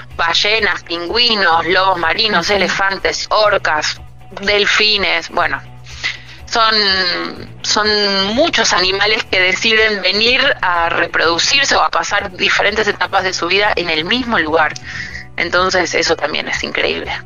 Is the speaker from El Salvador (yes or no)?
no; Puerto Madryn, Chubut, Argentina; nosotros al ser de acá